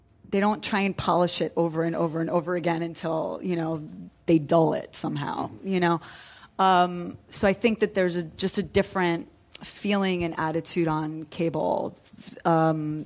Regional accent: New York, United States; moved away; also born or lived in New Jersey; I grew up in New York.

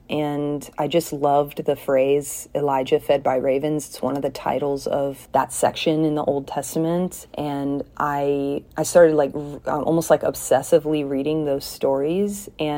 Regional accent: South Korea; moved away as an adult; also born or lived in Kentucky / Indiana / Sierra Leone; now in United States; I grew up in Korea from age 3 until 18, and then I went to college in the U.S. in Kentucky for 4 years

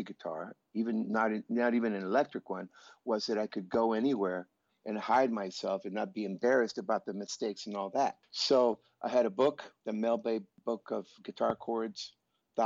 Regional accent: Tijuana, Baja California, Mexico; also born or lived in San Diego, California; I was born in San Diego, California, Southern California. And we went across the border when I was a few days old, and I grew up in Tijuana.

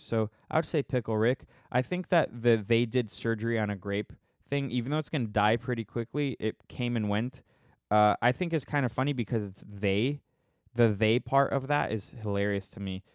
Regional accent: Minnesota, United States; I'm from Minnesota.

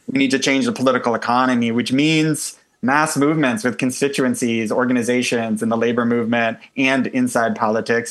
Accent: United States; as an American

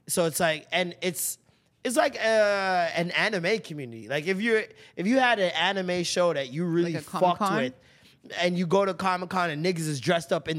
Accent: Maple, Ontario, Canada; I grew up in Maple

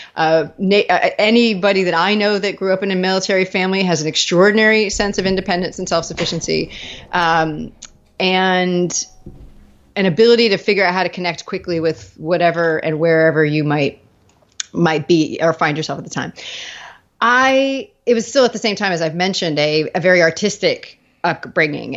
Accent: Virginia Beach, Virginia, United States; moved away as an adult; also born or lived in New England / Dallas; I grew up in Virginia Beach

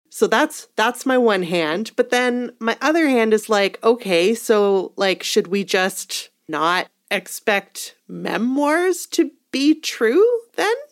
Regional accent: Edmonton, Alberta, Canada; I was born in Edmonton.

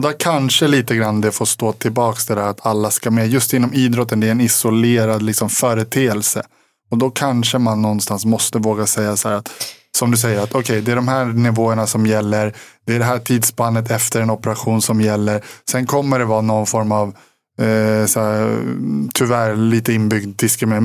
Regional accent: Sweden; som svensk

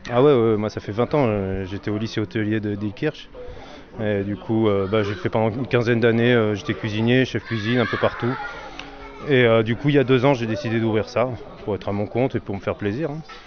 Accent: Valenciennes, Hauts-de-France, France; moved away; suis d'origine euh, du Nord, moi je suis né à Valenciennes

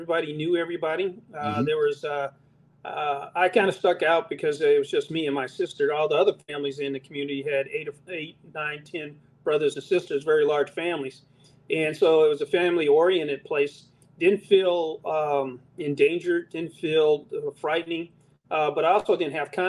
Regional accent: Los Angeles, California, United States; moved away as an adult; also born or lived in Long Beach / Oakland / Baltimore; I grew up in South Central Los Angeles

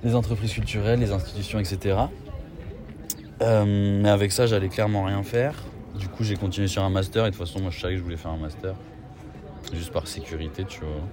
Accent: Paris, Île-de-France, France; J'ai 23 ans, je suis parisien.

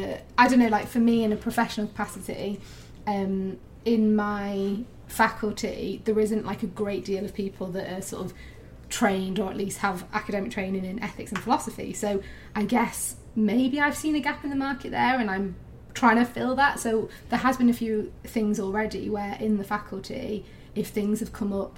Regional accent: Lake District, North West England, United Kingdom; moved away; we're from the Lake District and she still lives in the Lake District

